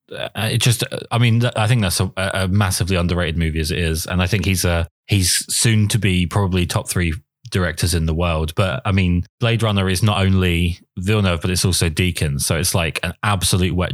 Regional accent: England, United Kingdom; accent: southern English; not have to listen to my appalling southern accent.

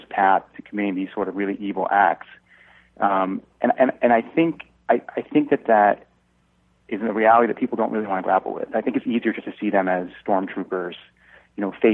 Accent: Long Island, New York, United States; I was a senior in high school when the Twin Towers fell, and I'm from Long Island, so my high school is about 20 miles from the World Trade Center.

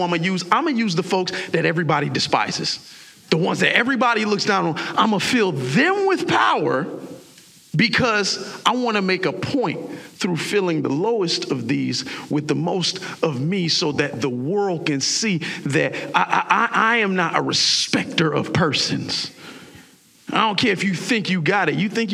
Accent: South Florida, United States; moved away as an adult; also born or lived in Baltimore, Maryland; I was a Southern boy because I came from South Florida

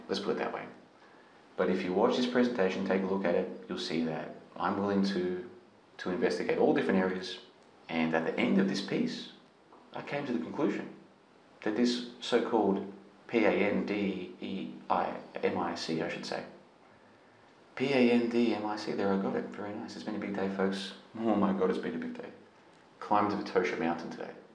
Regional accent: Australia; I'm Australian citizen.

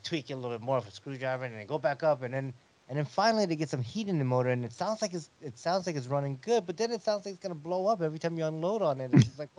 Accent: Ohio, United States; I'm down from Ohio.

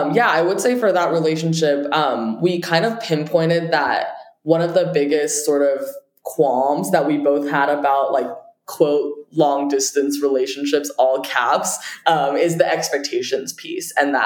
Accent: Beijing, China; I will say I did grow up internationally as well. And so I came from different culture altogether. I grew up partially in Beijing, where the dating culture is very different.

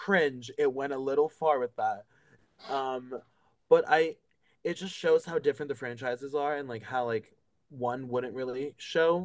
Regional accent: New York City, New York, United States; as another New Yorker

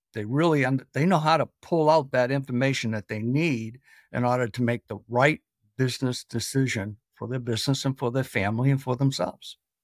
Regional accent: Boston, Massachusetts, United States; I'm originally from New England, Boston, where we pot the cop

